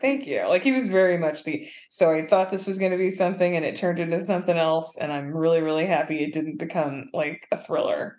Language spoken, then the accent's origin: English; Madison, Wisconsin, United States; growing up in Madison, Wisconsin, which is not very black or non-white at all